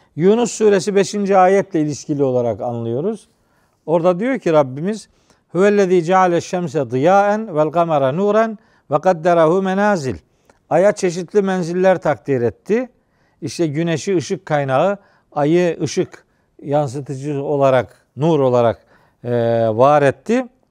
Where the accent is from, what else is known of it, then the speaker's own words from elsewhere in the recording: Trabzon, Turkey; bizim Trabzon'da, Doğu Karadeniz'de filan çocukluğumda